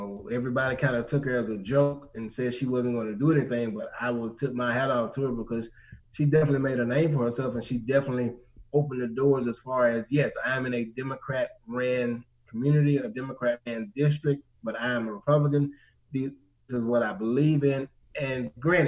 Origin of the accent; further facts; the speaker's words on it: Mississippi, United States; now in Maryland, United States; I'm not from Maryland, so I am born and raised in Mississippi, so I grew up with racism